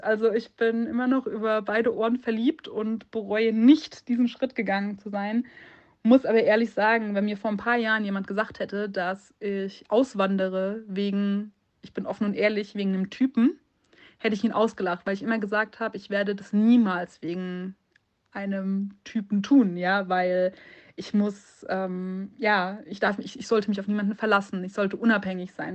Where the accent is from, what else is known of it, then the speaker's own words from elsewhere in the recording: Munich, Bavaria, Germany; moved away; ich bin ursprünglich aus München